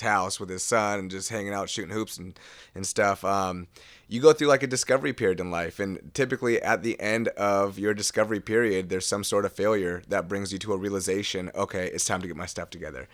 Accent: Seattle, Washington, United States; I'm from West Seattle

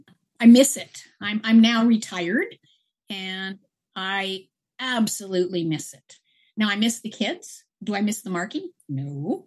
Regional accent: Grimshaw, Alberta, Canada; also born or lived in Berwyn, Alberta; I grew up in the Peace Country in more so around the Grimshaw area. I was born in a little tiny hospital called Berwyn, and my family was from that area, and I was so basically raised in Grimshaw. I went to Grimshaw High

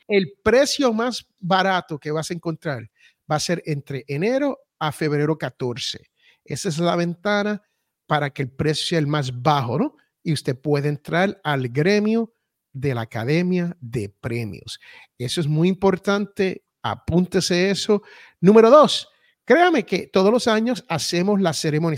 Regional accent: Puerto Rico; also born or lived in United States (born); yo soy bien boricua

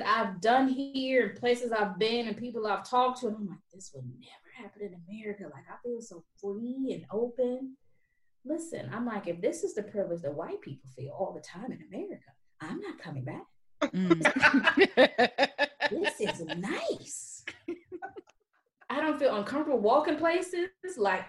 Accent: United States; now in France; And also, as American, we're looked at.

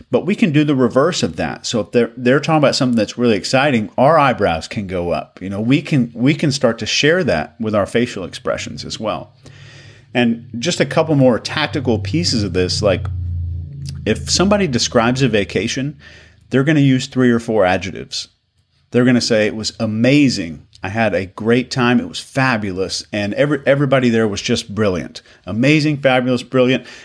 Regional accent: Arkansas, United States; moved away; I'm from uh, originally from Arkansas, so when I go back home, my accent is doesn't sound like this, and I don't try to do that.

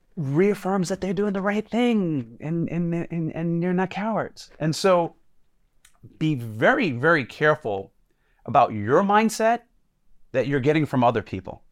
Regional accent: Jersey City, New Jersey, United States; growing up in Jersey City being black

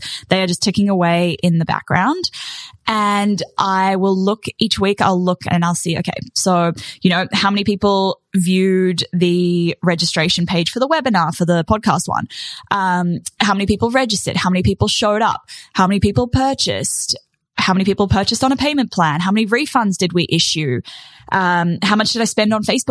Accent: New Zealand; now in Australia; as a Kiwi

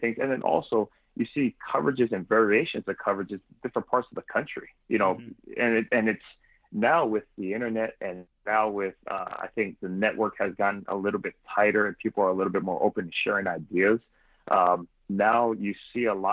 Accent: Hawaii, United States; moved away as an adult; also born or lived in Memphis, Tennessee; I was born and raised here in Hawaii, played at the University of Hawaii

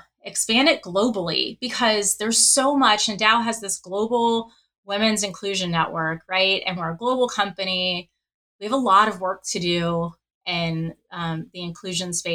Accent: New Orleans, Louisiana, United States; when I grew up in New Orleans, I went to an all-girls high school

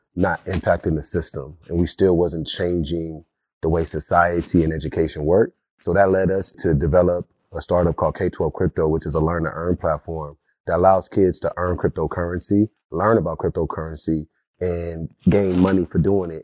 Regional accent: Compton, California, United States; I'm a kid from Compton that didn't always have the accessibility to technology, the accessibility to future of work and learning. during that time, growing up in the nineties in Compton

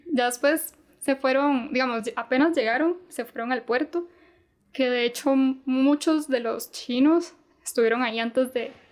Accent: Costa Rica; moved away as an adult; now in China; soy tica, mis papás son, bueno, nací en Costa Rica, mis papás son chinos, ambos vienen de una provincia que se llama Cantón, que queda al sur de China.

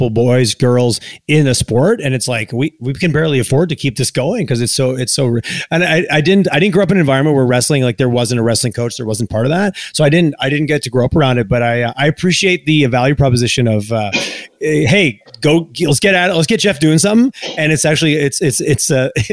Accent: Eastern Canada, Canada; now in Calgary, Canada; it's interesting living in Calgary. Just I grew up in Eastern Canada

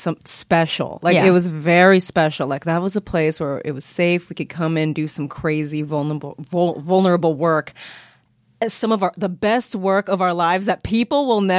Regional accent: Vallejo, California, United States; also born or lived in San Francisco; now in Los Angeles, United States; I'm originally from the Bay Area. {S3} Yeah, yeah. {S4} Born in San Francisco, raised in Vallejo, California.

